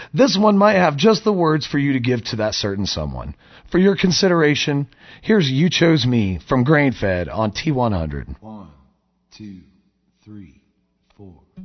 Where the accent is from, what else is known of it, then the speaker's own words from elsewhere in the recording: Logan, Ohio, United States; This Logan boy